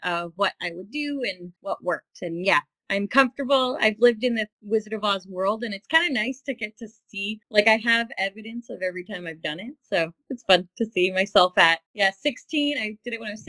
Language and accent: English; Windsor, Ontario, Canada; I grew up in Windsor, Ontario